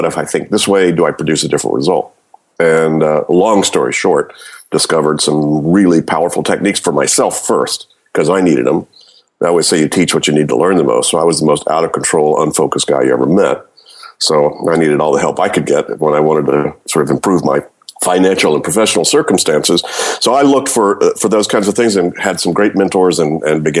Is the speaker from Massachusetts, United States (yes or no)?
no; Louisiana, United States; moved away as an adult; also born or lived in Florida / Berkeley, California; I grew up in Louisiana, went to school in Florida, got into grad school in Berkeley